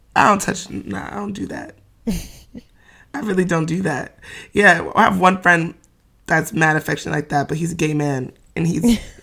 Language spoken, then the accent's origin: English; New York City, New York, United States; Bed-Stuy brat